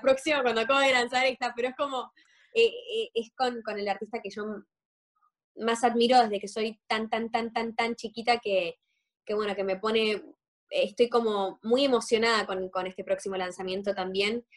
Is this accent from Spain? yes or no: no; Argentina; siendo los dos argentinos